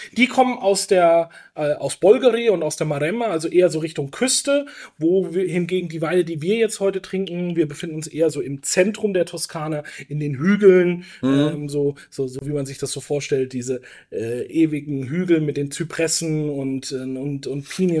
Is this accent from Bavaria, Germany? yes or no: yes; Franconia, Bavaria, Germany; Ich bin gebürtiger Franke